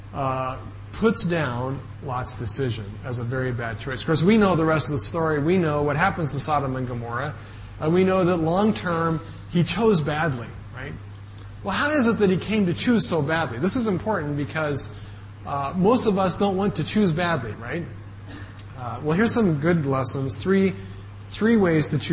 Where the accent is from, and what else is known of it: United States; moved away